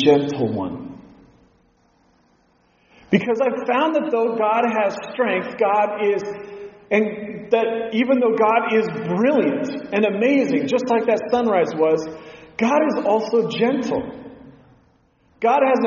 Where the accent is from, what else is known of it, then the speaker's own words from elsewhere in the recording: Pacific Northwest, United States; growing up in the Pacific Northwest, I've been outdoors a lot